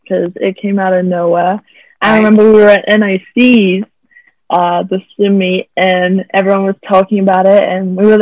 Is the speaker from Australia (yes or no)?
yes; Australia; moved away as an adult; now in Bakersfield, United States; I am from Australia and I'm a swimmer at CSUB.